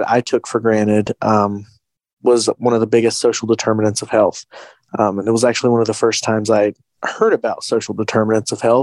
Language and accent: English; Wise, Virginia, United States; my hometown of Wise